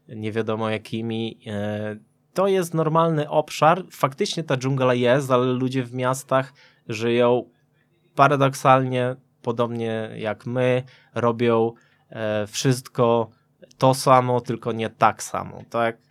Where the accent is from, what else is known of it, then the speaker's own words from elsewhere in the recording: Subcarpathian Voivodeship, Poland; Ja pochodzę z Podkarpacia